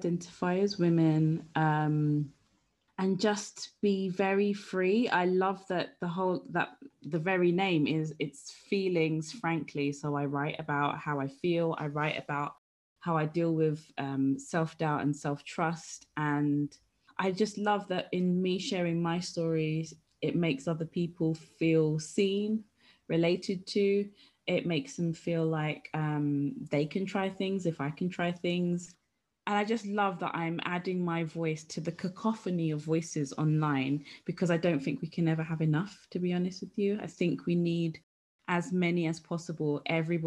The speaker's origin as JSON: {"language": "English", "region": "London", "country": "United Kingdom", "tie": "born or raised there", "moved": "as an adult", "lives_now": "West Sussex, United Kingdom", "said": "I grew up in London. I'm a Londoner. I've now moved to West Sussex."}